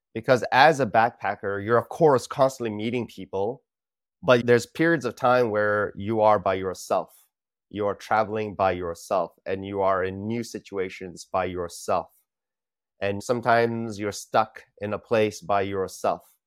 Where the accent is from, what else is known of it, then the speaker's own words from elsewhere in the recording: California, United States; moved away as an adult; also born or lived in India / Los Angeles, California; now in Singapore; grew up most of my life in California